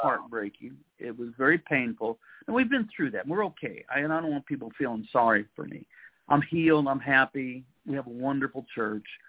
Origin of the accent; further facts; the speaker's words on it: United States; I'm an American